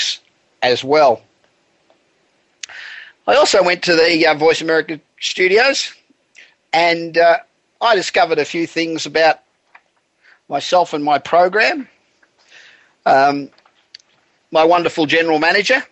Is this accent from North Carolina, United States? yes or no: no; Los Angeles, California, United States; we're coming to you this week again from my hometown of Los Angeles